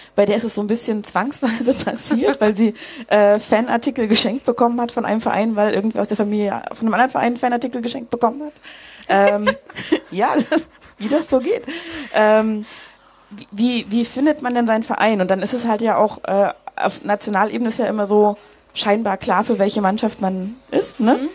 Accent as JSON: {"language": "German", "area": "near Lüneburg", "region": "Lower Saxony", "country": "Germany", "said": "also ich komme aus der Nähe von Lüneburg"}